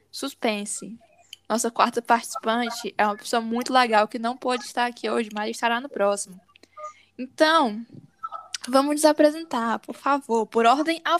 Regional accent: Northeast Region, Brazil; porque nós todos somos nordestinas quem somos?

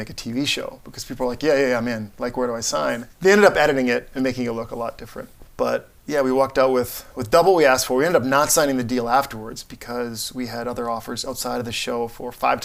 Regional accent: Barron, Wisconsin, United States; moved away; my hometown in Wisconsin

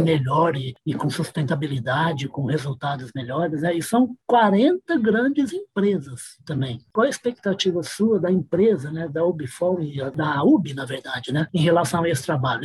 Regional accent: Uberaba, Minas Gerais, Brazil; Eu sou mineira de Beraba

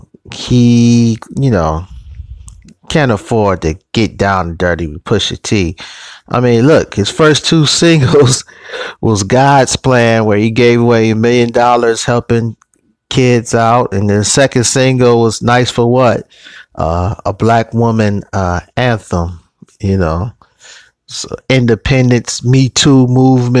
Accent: Cleveland, Ohio, United States; my hometown of Cleveland, Ohio

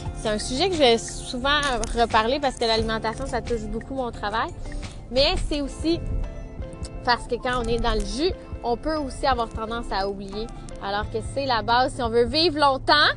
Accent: Saint-Félix-de-Valois, Quebec, Canada; Je suis de Saint-Félix de Valois

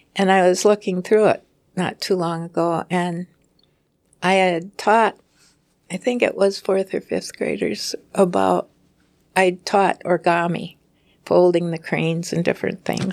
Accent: Preston, Minnesota, United States; when I grew up in Preston, there's a town nearby called Lanesboro in Minnesota

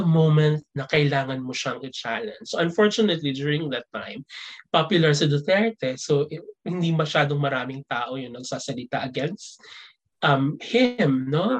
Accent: Philippines; moved away as an adult; since 2007 hanggang sa umalis ako ng Pilipinas ng 2018

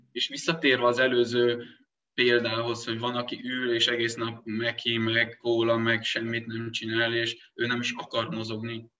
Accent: Transylvania, Romania; moved away; Erdélyből származom én gyerekkoromban, még kézzel kaszáltunk

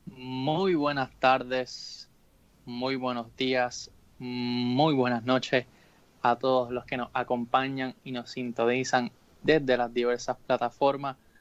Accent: Caguas, Puerto Rico; soy de Caguas

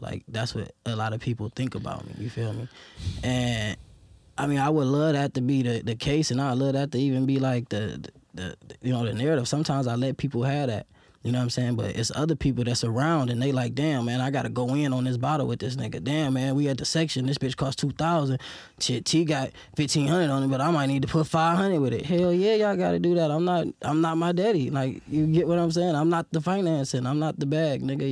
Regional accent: Detroit, Michigan, United States; growing up in Detroit

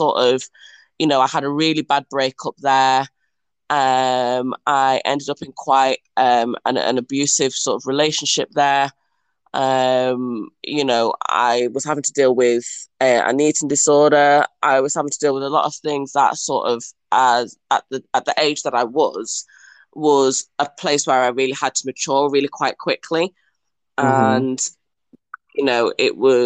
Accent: Mansfield, East Midlands, United Kingdom; moved away as an adult; also born or lived in Liverpool / Preston / Manchester; now in China; I was born in Nottinghamshire and was born in a lovely little town, which is home of the Stags, I'll give you that. And yeah, I grew up there

